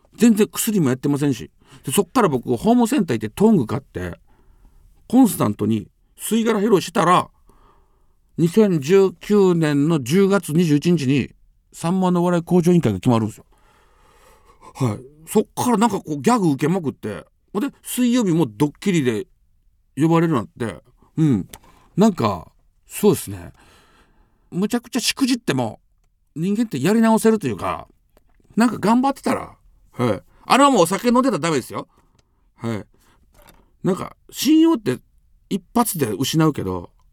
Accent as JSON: {"language": "Japanese", "town": "Amagasaki", "region": "Hyogo", "country": "Japan", "tie": "born or raised there", "said": "地元尼崎で"}